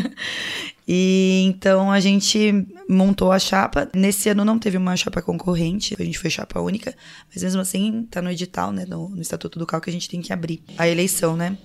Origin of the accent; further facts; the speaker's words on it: São Paulo, Brazil; moved away as an adult; also born or lived in São José do Rio Preto, São Paulo; now in Piracicaba, Brazil; Eu sou nascida em São José do Rio Preto, interior de São Paulo, mas eu fui criada a maior parte da minha vida em São Paulo